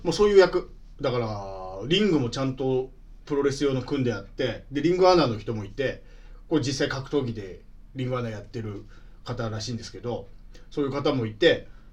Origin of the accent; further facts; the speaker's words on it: Niigata, Japan; 僕新潟ですけど、母親新潟に嫁に出たわけですよ